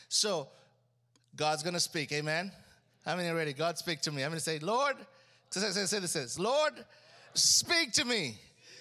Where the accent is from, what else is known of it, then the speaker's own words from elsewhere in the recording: Uganda; moved away; I grew up in Africa